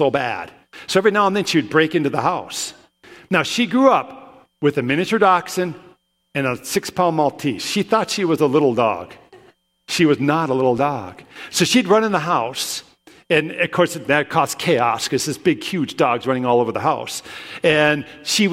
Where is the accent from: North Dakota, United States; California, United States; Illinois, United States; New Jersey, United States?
North Dakota, United States; Williston; also born or lived in Brookings; I grew up in Williston